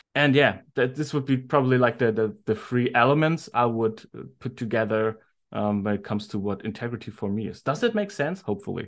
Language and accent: English; Germany; I'm from Germany